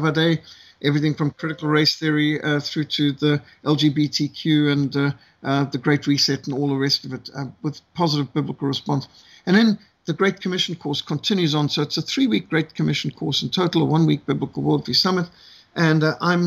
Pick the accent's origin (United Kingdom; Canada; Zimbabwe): Zimbabwe; I was brought up in Rhodesia, the old world.